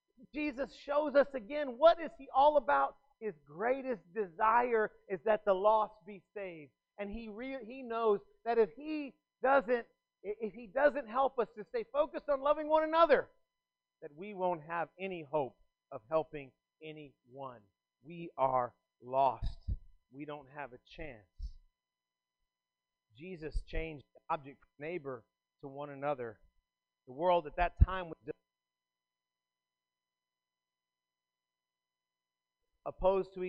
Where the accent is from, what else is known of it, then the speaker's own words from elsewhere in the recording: South Texas, United States; I grew up in South Texas